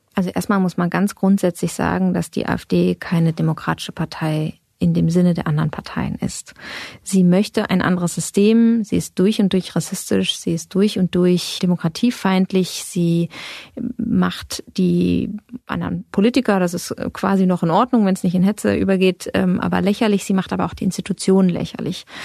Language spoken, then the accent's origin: German; western Germany, Germany